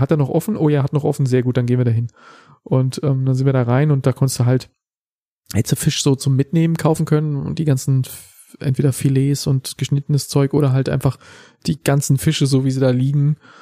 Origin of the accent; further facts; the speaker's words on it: Germany; in unserem Volk